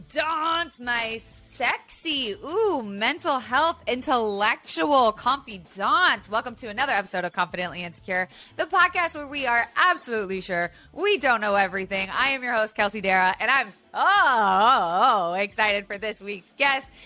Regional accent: Tampa, Florida, United States; I grew up in Florida

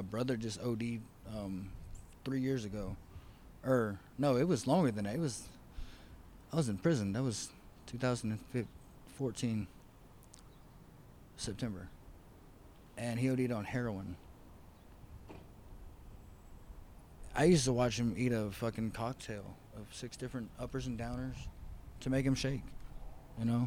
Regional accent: Lake Charles, Louisiana, United States; moved away; I'm from Lake Charles, Louisiana

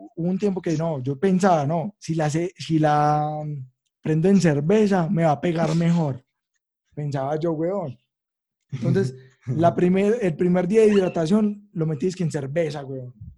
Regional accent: Manrique Oriental, Antioquia, Colombia; aquí a Manrique, donde soy yo, pues, de Manrique Oriental

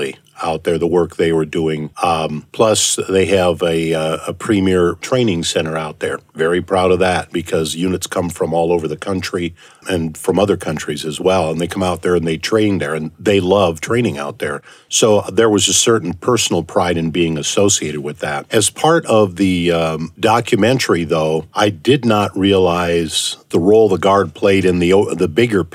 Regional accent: Minnesota, United States; moved away as an adult; also born or lived in Arizona; now in Idaho, United States; originally from Minnesota. I've been here for almost 40 years

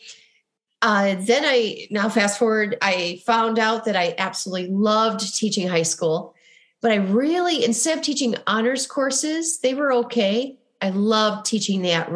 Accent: Midwest, United States; accent: Midwestern; my Midwestern accent

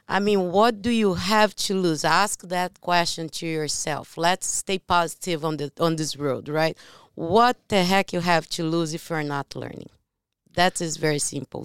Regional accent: Brazil; English is a second language; moved away; I am from Brazil

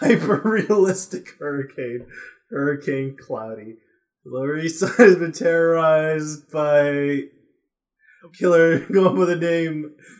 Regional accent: United States; I am American, but like my English is fucking shit. Because I'm also Spanish.

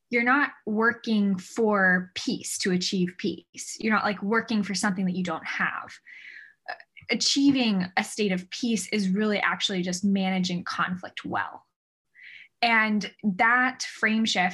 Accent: Northern California, United States; also born or lived in Indiana; I grew up in Northern California

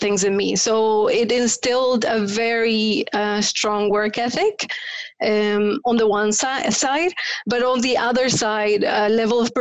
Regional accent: Paraguay; first language Spanish; English is a second language; moved away as an adult; So I grew up in Paraguay. I was born in Paraguay and I lived there until I was 20. I speak Spanish. That's my mother tongue.

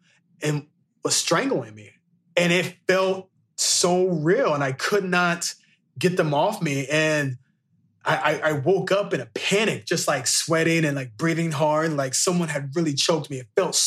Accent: Marion, Illinois, United States; In my hometown area, I'm from Marion, Illinois, and next door is Carbondale, Illinois.

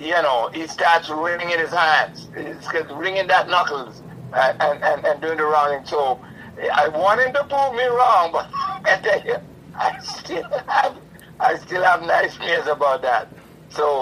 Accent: New York, United States; I'm a New Yorker

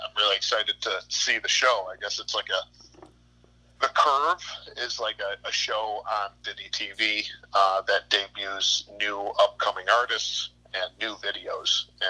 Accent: Eden, New York, United States; We ended up picking three locations in my hometown of Eden, New York.

